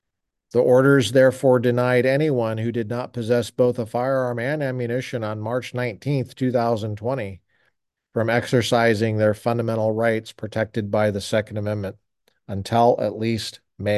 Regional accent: Colorado, United States; In a state like I grew up in Colorado, you could look in the back of the paper, the Rocky Mountain News, and find ads for the sale of any number of items, including firearms.

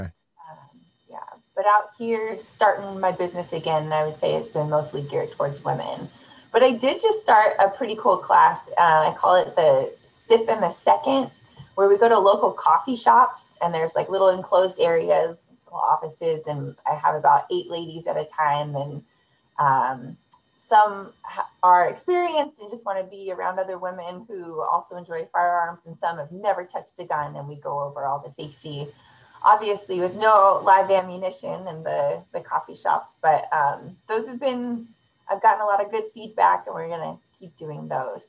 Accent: California, United States; moved away as an adult; now in North Carolina, United States; we're from California

